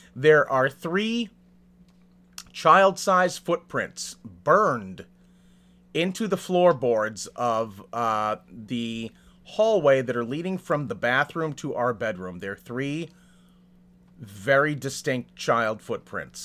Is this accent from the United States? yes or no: yes; Salem, Massachusetts, United States; now in California, United States; I grew up in Massachusetts. I spent my entire childhood in Salem